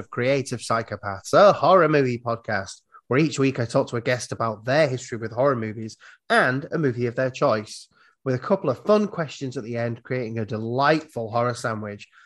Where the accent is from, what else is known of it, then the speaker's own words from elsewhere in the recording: Iowa, United States; I'm from Iowa. If you look at America, we're like right in the middle.